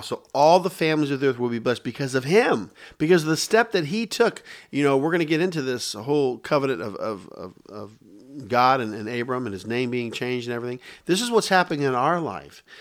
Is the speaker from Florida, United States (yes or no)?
yes; Tampa, Florida, United States; also born or lived in Dayton, Ohio; I relocate here